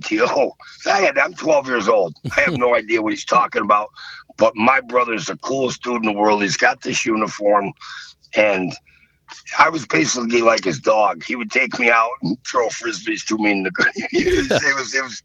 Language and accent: English; Buffalo, New York, United States; also born or lived in Fredonia, New York; In Buffalo, I'm from the Irish section of town, South Buffalo. Then we moved out to Fredonia